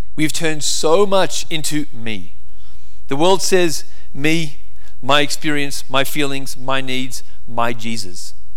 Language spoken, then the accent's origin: English; Australia; now in United States